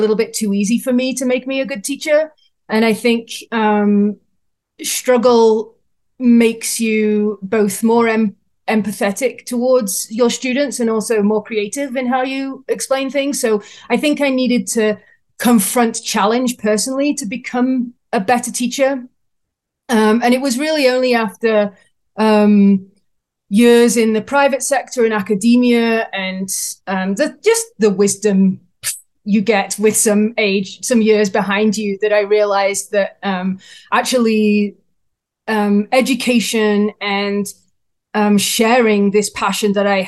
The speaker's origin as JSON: {"language": "English", "region": "England", "country": "United Kingdom", "moved": "yes", "lives_now": "Canada", "said": "I'm based in Canada, but I'm from England, so I have an accent"}